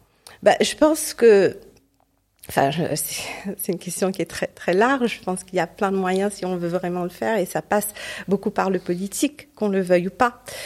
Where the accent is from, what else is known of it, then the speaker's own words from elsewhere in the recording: Port Louis, Mauritius; moved away; c'était à Maurice pendant longtemps, au, mon pays natal où je suis née et j'ai grandi